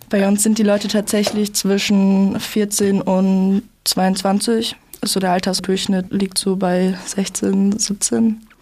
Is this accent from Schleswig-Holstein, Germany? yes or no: no; Freiburg, Baden-Württemberg, Germany; bei uns in Freiburg